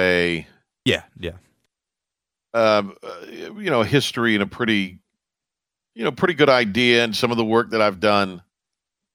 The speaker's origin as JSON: {"language": "English", "town": "Kinston", "region": "North Carolina", "country": "United States", "tie": "born or raised there", "said": "I grew up in Kinston."}